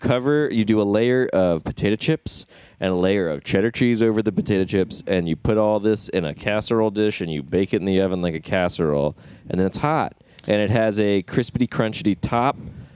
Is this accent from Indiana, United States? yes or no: no; Maryland, United States; I'm from Maryland. My family's from Maryland, and I was born in Maryland and grew up there.